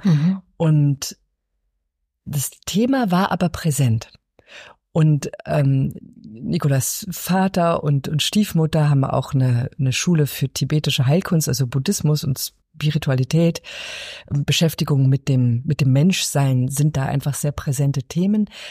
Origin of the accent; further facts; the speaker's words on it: Berlin, Germany; Ich bin in Ostberlin aufgewachsen